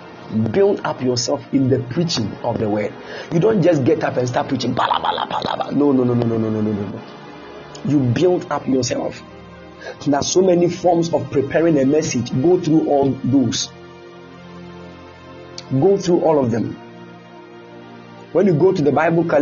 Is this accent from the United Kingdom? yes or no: no; Kumasi, Ashanti, Ghana; moved away; I came from Kumasi